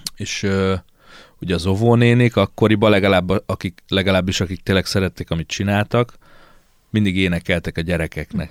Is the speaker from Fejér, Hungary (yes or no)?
yes; Székesfehérvár, Fejér, Hungary; Itt is születtem, itt is lakom, itt is halok meg majd.